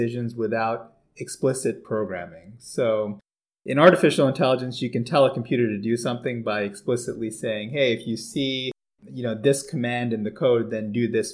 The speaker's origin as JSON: {"language": "English", "region": "a little outside New York City", "country": "United States", "tie": "born or raised there", "also_born_or_lived": "Toronto, Canada", "moved": "as an adult", "lives_now": "Baltimore, United States", "said": "I grew up in New York, a little bit outside of New York City"}